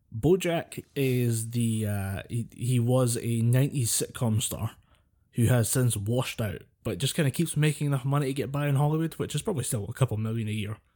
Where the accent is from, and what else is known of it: Scotland, United Kingdom